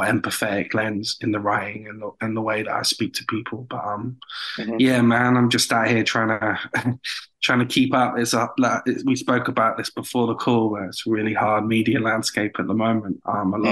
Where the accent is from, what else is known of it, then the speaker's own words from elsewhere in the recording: United Kingdom; accent: British; my British accent.